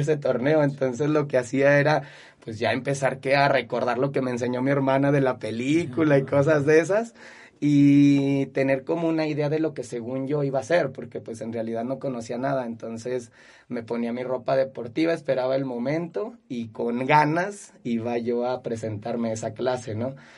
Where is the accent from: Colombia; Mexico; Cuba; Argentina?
Mexico; Zacatecas; also born or lived in Guadalupe, Zacatecas; nací aquí en Zacatecas, me crié aquí en Zacatecas, he estudiado aquí en Zacatecas, trabajo aquí en mi ciudad